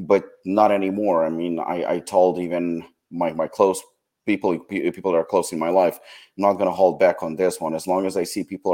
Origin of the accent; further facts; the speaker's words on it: United States; I am American myself and I'm proud to be American